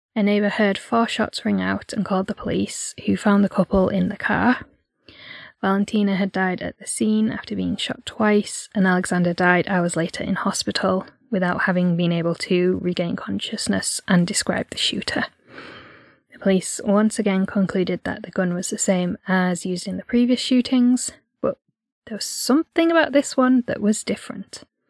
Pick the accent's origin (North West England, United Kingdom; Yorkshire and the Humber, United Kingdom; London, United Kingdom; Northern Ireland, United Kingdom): Yorkshire and the Humber, United Kingdom; we're from North Yorkshire